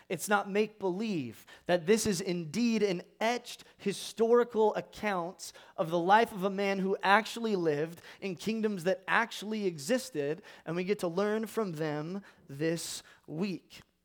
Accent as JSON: {"language": "English", "region": "California", "country": "United States", "said": "I am from California"}